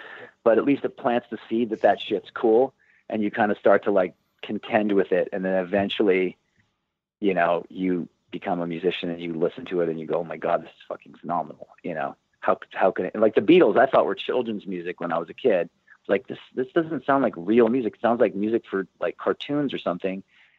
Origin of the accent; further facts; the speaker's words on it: Santa Barbara, California, United States; moved away as an adult; also born or lived in Los Angeles; We grew up in Santa Barbara.